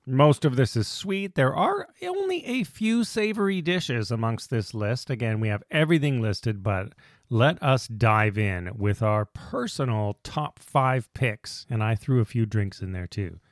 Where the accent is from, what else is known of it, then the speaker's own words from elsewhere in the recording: Canada; we're Canadian